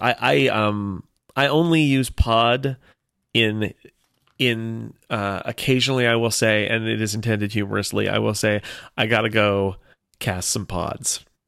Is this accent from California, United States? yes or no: yes; California, United States; I am Californian